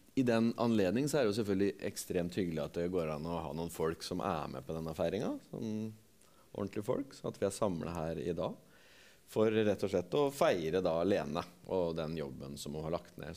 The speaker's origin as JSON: {"language": "Norwegian", "town": "Torp", "country": "Norway", "said": "jeg er fra Torp"}